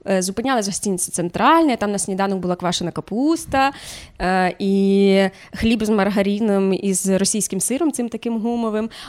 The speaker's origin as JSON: {"language": "Ukrainian", "town": "Chernivtsi", "region": "Chernivtsi Oblast", "country": "Ukraine", "also_born_or_lived": "Sievierodonetsk", "moved": "yes", "lives_now": "Kyiv, Ukraine", "said": "Я з Чернівців."}